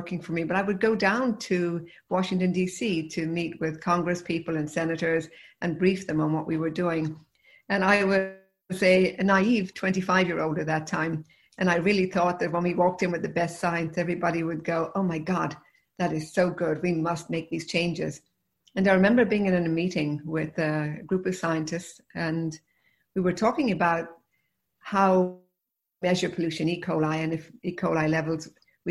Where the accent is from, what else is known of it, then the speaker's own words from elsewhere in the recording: Limerick, Munster, Ireland; moved away as an adult; also born or lived in Galway; now in United States; I grew up in Limerick